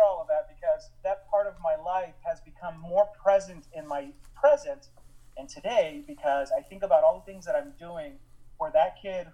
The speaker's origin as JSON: {"language": "English", "town": "Chandler", "region": "Arizona", "country": "United States", "tie": "born or raised there", "said": "I grew up in Chandler back when it was a farmer town"}